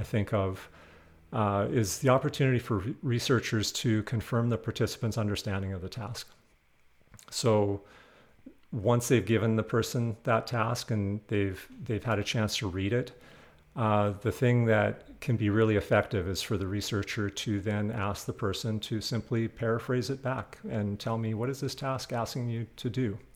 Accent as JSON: {"language": "English", "region": "Western Canada", "country": "Canada", "moved": "yes", "said": "I'm originally from Western Canada"}